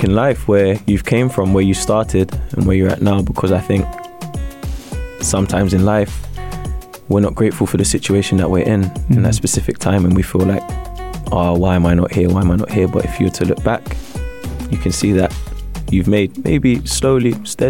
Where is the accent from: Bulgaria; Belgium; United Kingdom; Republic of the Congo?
United Kingdom; London; moved away; also born or lived in Kuwait / UAE; Straight out of Camden Town, London.